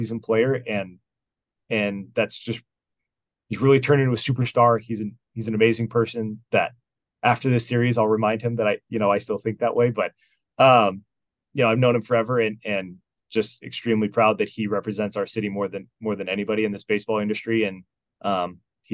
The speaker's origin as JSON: {"language": "English", "town": "Las Vegas", "region": "Nevada", "country": "United States", "tie": "born or raised there", "said": "I was born in Las Vegas"}